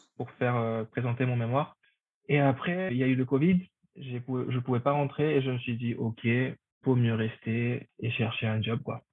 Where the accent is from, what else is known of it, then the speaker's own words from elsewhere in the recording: Paraguay; first language Spanish; French is a second language; moved away as an adult; now in Paris, France; Je viens du Paraguay. J'étais au lycée français du Paraguay